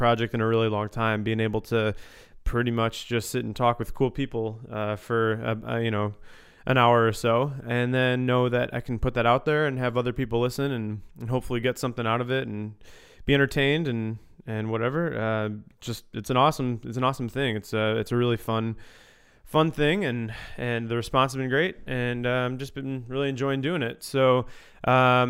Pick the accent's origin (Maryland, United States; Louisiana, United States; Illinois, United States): Illinois, United States; Chicago suburbs; moved away as an adult; also born or lived in Grand Rapids, Michigan; I grew up in the Chicago suburbs